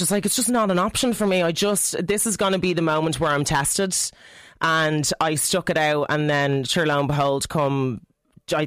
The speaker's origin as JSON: {"language": "English", "country": "Ireland", "said": "Irish female artists in the industry"}